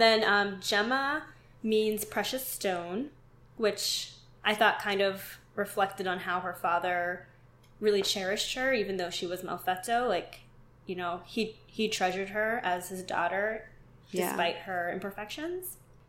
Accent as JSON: {"language": "English", "town": "Pittsburgh", "region": "Pennsylvania", "country": "United States", "said": "Because I'm from Pittsburgh, and instead of slippery, we always say Slippy"}